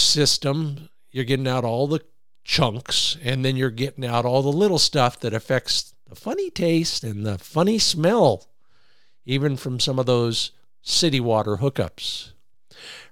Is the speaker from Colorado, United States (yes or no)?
no; Ohio, United States; My home state